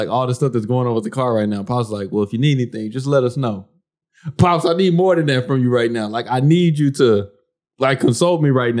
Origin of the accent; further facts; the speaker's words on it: United States; I'm an American. I'm an American. I'm married to a Haitian.